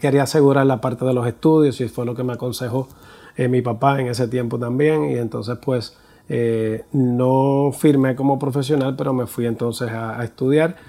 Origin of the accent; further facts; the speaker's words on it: Puerto Rico; soy puertorriqueño, tengo 50 años